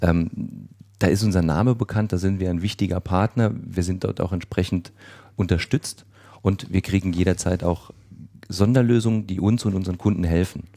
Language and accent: German; Saarland, Germany; ich komme aus dem Saarland